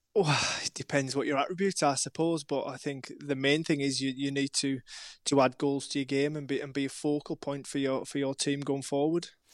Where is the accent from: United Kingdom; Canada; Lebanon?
United Kingdom; Maryport, North West England; moved away as an adult; also born or lived in Wilmington, North Carolina / Brighton; my hometown of Maryport